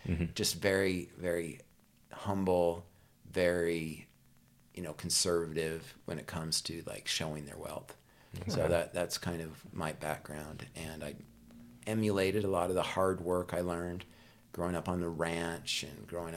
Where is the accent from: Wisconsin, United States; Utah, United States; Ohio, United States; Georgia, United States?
Utah, United States; Vernal; I grew up in Vernal, Utah, and wonderful little small town